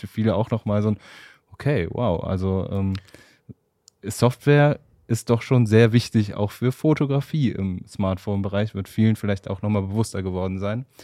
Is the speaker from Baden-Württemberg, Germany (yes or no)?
no; Wuppertal, North Rhine-Westphalia, Germany; ich komme ja aus Wuppertal.